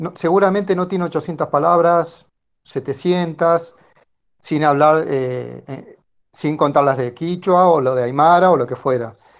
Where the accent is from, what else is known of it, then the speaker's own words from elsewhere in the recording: Tucumán, Argentina; yo soy de Tucumán.